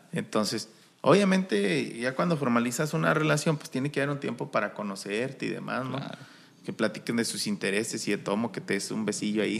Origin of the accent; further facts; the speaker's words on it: Chihuahua, Mexico; somos alterados de Chihuahua